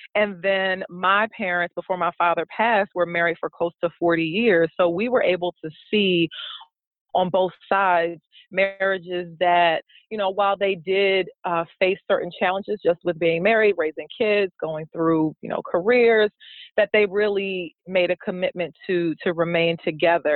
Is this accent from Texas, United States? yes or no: no; Prince George's County, Maryland, United States; now in Baltimore, United States; I'm actually from the Prince George's County, Maryland area.